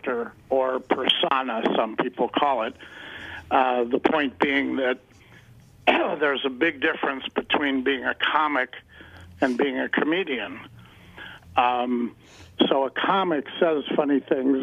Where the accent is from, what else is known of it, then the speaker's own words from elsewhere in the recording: Chicago, Illinois, United States; also born or lived in Denver; now in Los Angeles, United States; originally from Chicago